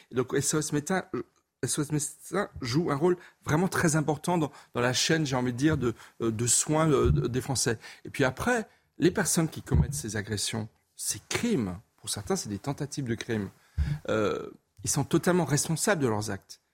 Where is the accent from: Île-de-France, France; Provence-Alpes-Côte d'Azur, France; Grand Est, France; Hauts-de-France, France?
Grand Est, France; Alsace; Je suis alsacien, je connais bien Mulhouse.